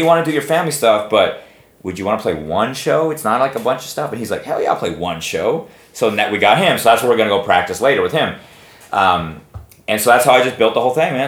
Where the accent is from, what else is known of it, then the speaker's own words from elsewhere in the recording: Texas, United States; I'm from Texas